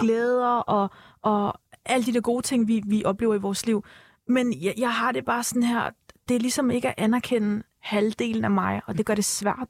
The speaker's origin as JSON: {"language": "Danish", "town": "Copenhagen", "region": "Capital Region of Denmark", "country": "Denmark", "tie": "born or raised there", "said": "mine forældre, de er fra Tyrkiet, men øh, øh, jeg er opvokset her"}